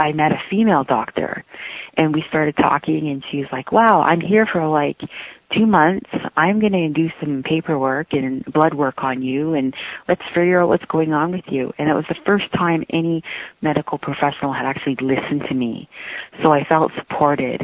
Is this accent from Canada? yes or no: yes; Yukon, Canada; I'm from the Wolf Clan of the Kwanlin Dun and Liard First Nations of Yukon, Canada. I'm 44 years young and I live in Whitehorse, Yukon